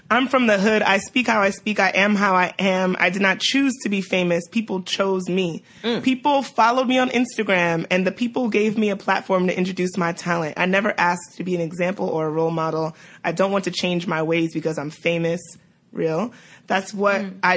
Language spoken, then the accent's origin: English; New York City, New York, United States; Shout out to New York. We're from Brooklyn.